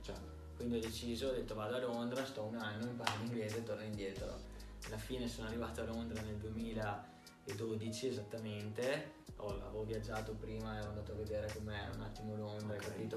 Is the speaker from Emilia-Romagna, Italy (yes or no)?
no; Verona, Veneto, Italy; also born or lived in Florence; sono di Verona, sono cresciuto a Verona e nato a Firenze